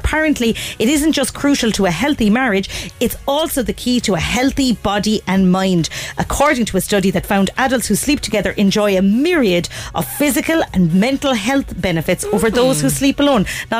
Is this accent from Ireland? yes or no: yes; Cork, Munster, Ireland; accent: Cork; Sometimes I don't think I have a Cork accent